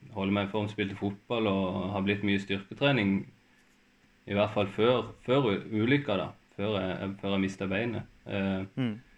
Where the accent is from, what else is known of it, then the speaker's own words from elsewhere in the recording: Farsund, Agder, Norway; moved away as an adult; now in Kristiansand, Norway; jeg er egentlig fra, jeg er fra Spinn, så jeg er fra langt oppi, oppi skauen